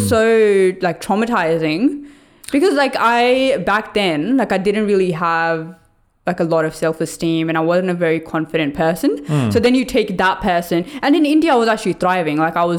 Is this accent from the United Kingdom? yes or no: no; Norway; And then I had obviously pictures of me growing up in Norway and it was all just always like beautiful and snowy.